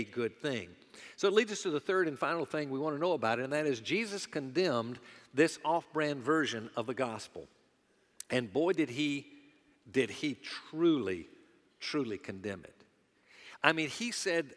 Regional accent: the American South, United States; those of us that are Southerners

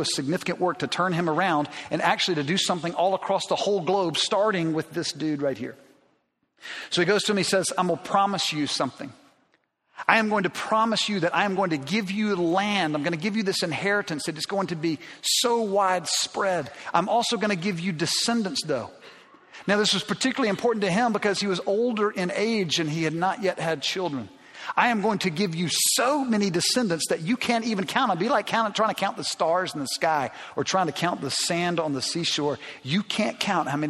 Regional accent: Alabama, United States; I grew up in Alabama

